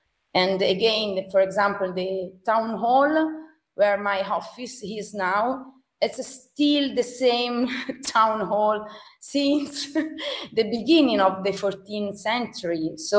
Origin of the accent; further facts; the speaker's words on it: Florence, Tuscany, Italy; moved away as an adult; now in San Gimignano, Italy; I was born in Florence, still in Tuscany, but my husband is from San Gimignano. So actually it's 22 years I'm living in San Gimignano.